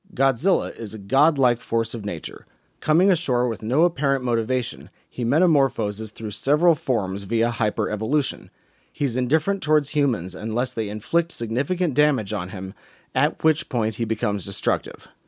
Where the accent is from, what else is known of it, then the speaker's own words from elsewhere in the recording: United States; I'm an American. I feel at home here